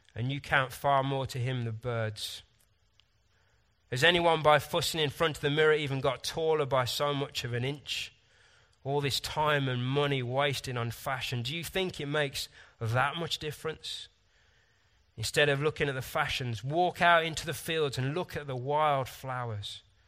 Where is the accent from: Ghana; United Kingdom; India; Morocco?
United Kingdom; Sometimes I'm frustratingly British, reserved, logical, scientific.